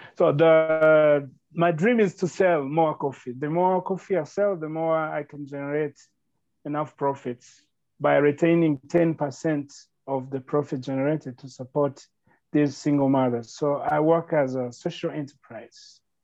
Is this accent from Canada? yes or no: no; Northern Province, Rwanda; I grew up in Rwanda from the northern province